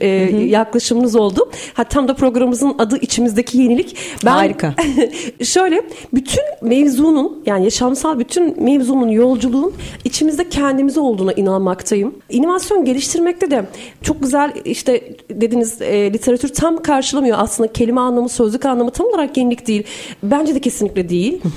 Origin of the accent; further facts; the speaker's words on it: Turkey; also born or lived in Iran / Azerbaijan; bir Türk olarak, bir Asya insanı olarak